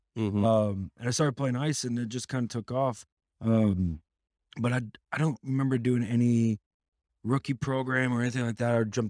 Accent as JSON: {"language": "English", "area": "Dallas-Fort Worth", "region": "Texas", "country": "United States", "tie": "born or raised there", "said": "I'm born and raised in Dallas-Fort Worth."}